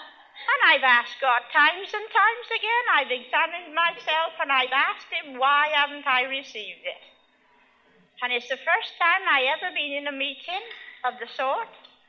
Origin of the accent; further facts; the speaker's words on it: Broxwood, West Midlands, United Kingdom; I'm actually from Broxwood.